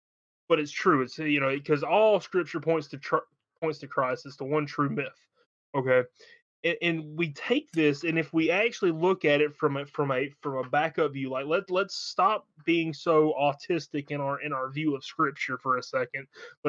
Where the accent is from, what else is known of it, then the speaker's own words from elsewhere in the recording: Alabama, United States; I'm from Alabama.